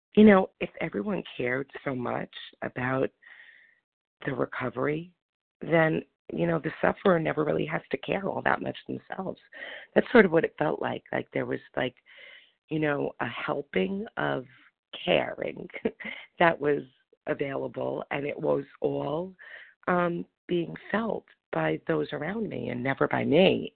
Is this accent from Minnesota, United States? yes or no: no; New York, United States; now in Florida, United States; I'm from New York, but I'm in Florida